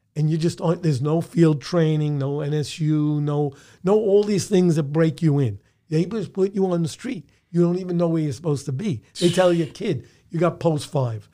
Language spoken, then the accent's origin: English; New York City, New York, United States; born in the Bronx, raised in the Bronx, schooled in the Bronx, had my first jobs in the Bronx